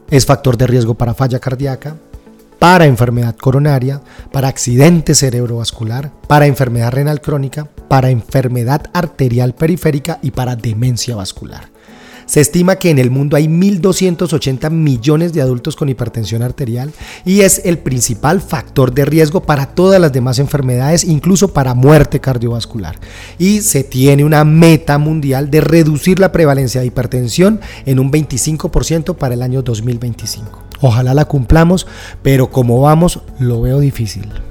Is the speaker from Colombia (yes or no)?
yes; Colombia; en mi país, Colombia